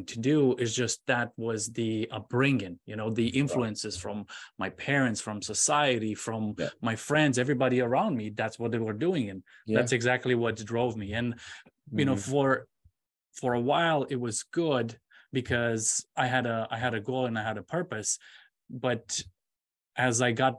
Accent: Romania; moved away as an adult; now in United States; I'm originally from Romania, and I went to school in Romania studying electronics. And I moved here to the United States in 2003.

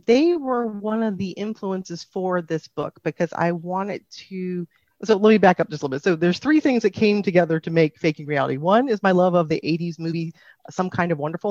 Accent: Phoenix, Arizona, United States; I'm from Phoenix, Arizona

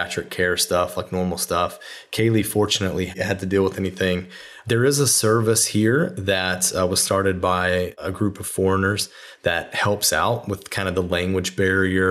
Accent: Bristol, Tennessee, United States; Shout out to my hometown.

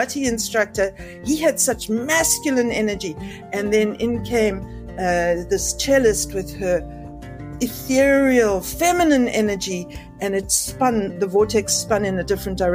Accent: Cape Town, Western Cape, South Africa; I'm from Cape Town, South Africa

